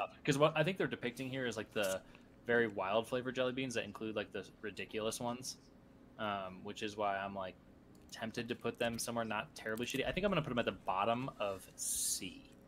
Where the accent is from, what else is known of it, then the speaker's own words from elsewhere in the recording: United States; us people in the States